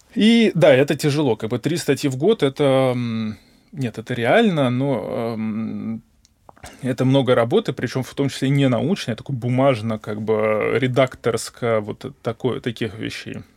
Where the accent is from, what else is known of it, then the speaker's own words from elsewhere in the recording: Moscow, Russia; я москвич, гипотетически я могу хотя бы жить у родителей и есть у них